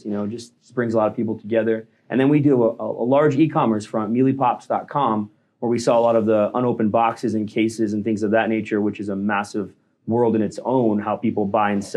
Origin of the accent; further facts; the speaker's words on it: St. Louis, Missouri, United States; now in Florida, United States; I grew up in St. Louis, Missouri, and then I moved to Florida